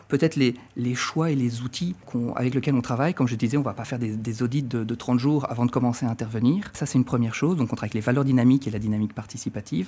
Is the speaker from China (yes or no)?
no; France; moved away as an adult; also born or lived in Marne-la-Vallée, France; now in Brussels, Belgium; je suis français d'origine. Ça fait dix à douze ans, douze ans que je vis et travaille en, en Belgique